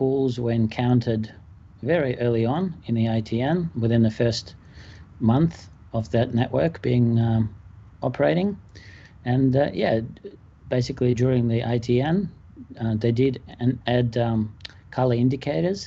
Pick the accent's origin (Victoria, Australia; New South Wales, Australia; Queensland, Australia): Victoria, Australia; Melbourne; I am from Melbourne, Australia.